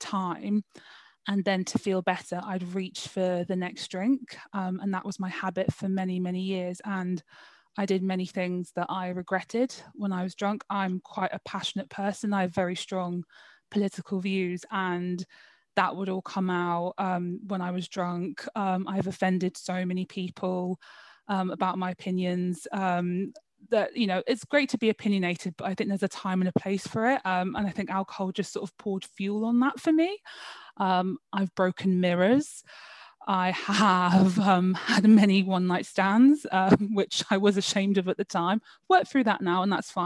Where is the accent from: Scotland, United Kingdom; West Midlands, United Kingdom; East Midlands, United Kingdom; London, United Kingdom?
London, United Kingdom; I'm from London, born and raised.